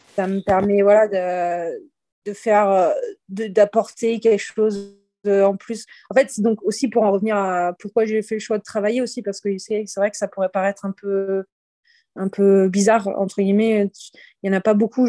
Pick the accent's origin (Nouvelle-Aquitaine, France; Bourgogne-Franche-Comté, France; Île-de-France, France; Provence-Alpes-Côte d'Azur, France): Nouvelle-Aquitaine, France; Libourne; moi, je suis de Bordeaux, de base, euh, Bordeaux, de Libourne, plus précisément